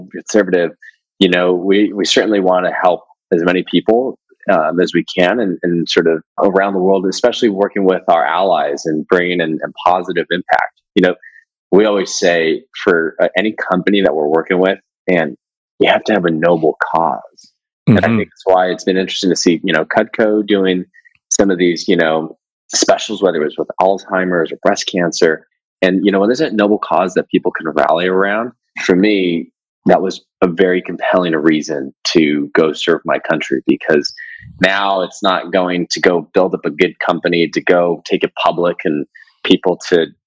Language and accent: English; California, United States; moved away as an adult; growing up in California